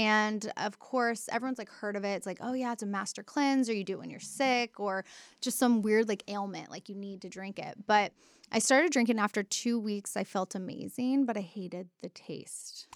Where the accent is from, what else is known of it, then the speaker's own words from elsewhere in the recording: Dallas, Texas, United States; also born or lived in Denton, Texas; now in Austin, United States; grew up in, like, Dal-, North Texas, like, Dallas area, went to school in Denton.